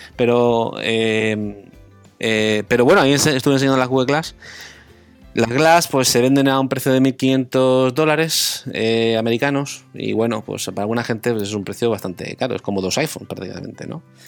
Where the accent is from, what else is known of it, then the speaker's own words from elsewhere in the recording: Murcia, Region of Murcia, Spain; moved away as an adult; also born or lived in United Kingdom; now in Hong Kong; decidí volverme a Murcia